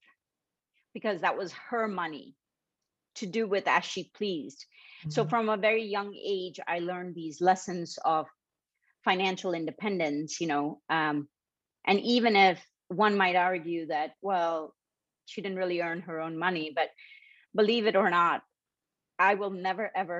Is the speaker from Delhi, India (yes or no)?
no; Mumbai, Maharashtra, India; I grew up in Bombay, India